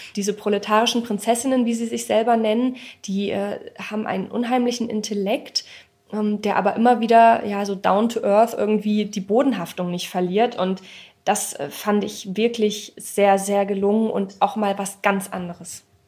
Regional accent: Ilmenau, Thuringia, Germany; ich komme aus Ilmenau, ich bin dort geboren

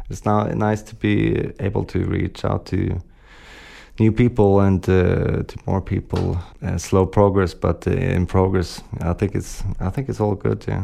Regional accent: Sweden; English is a second language; also born or lived in London / Holland; now in Copenhagen, Denmark; Yeah, but I'm from Sweden originally, yeah. Uh, and yeah, I've also been living in, in London and Holland

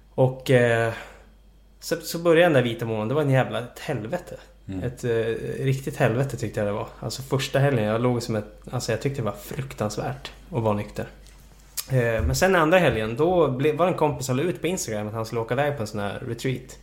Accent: Jokkmokk, Norrbotten County, Sweden; also born or lived in Boden; now in Stockholm, Sweden; jag föddes i Boden eh, och eh, växte upp i Jokkmokk

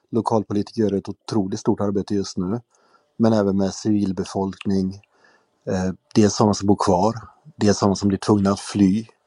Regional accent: Sweden; jag kom från Sverige

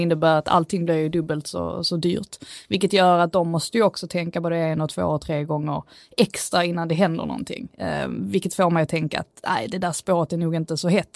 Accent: Skåne, Sweden; accent: Scanian; min skånska stämma

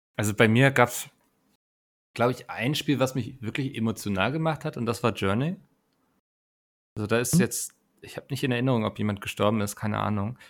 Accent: Northern Germany, Germany; ich als Norddeutscher

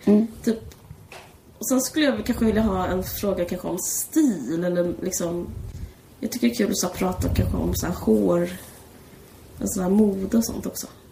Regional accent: Simrishamn, Skåne, Sweden; Du och jag är uppvuxna på Österlen. Jag är mer i Simrishamn, utanför Simrishamn.

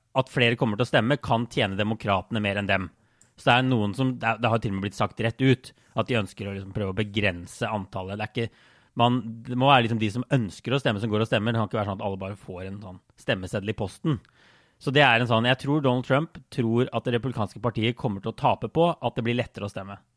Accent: Norway; moved away; jeg var jo hjemme i Norge i, i vår, også noen måneder

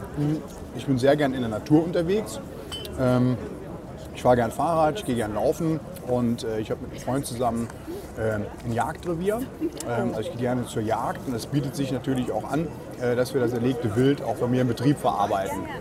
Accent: Saarland, Germany; ich bin Koch und waschechter Saarländer

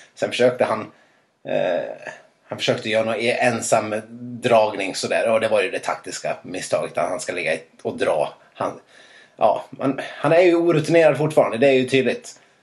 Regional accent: Dalarna County, Sweden; Jag är ju ändå från Dalarna

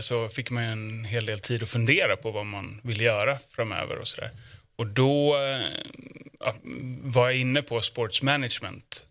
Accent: Jönköping, Jönköping County, Sweden; född och uppvuxen i Jönköping

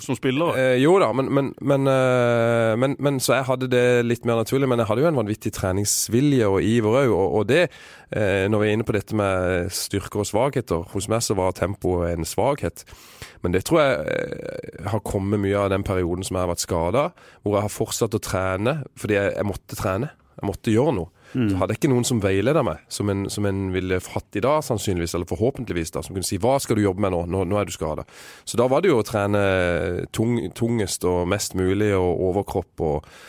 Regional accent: Vigør, Agder, Norway; i Vigør, der jeg kommer fra

